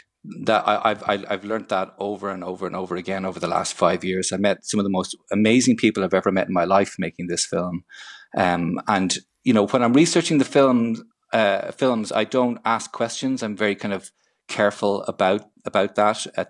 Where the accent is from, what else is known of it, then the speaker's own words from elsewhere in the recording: Ireland; Purely as an Irish citizen